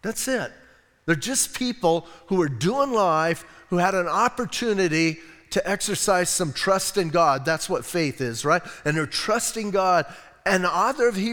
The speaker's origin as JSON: {"language": "English", "town": "Bisbee", "region": "Arizona", "country": "United States", "said": "I'm from Bisbee."}